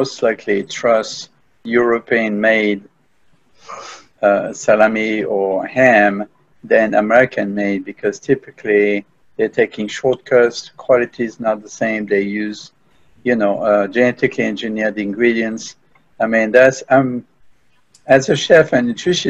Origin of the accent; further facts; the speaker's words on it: France; now in United States; I was raised in France